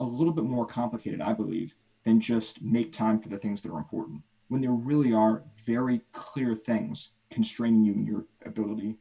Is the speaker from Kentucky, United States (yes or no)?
no; Washington, District of Columbia, United States; now in California, United States; based out East Coast, DC area